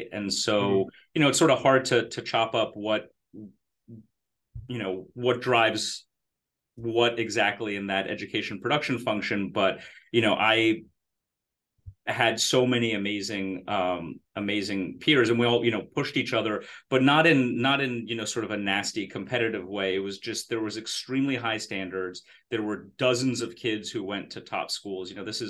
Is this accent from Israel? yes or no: yes; Israel; born there; So I was born in Israel, I was a really annoying kid. But so my parents moved from Romania to Israel in 1979, just before I was born.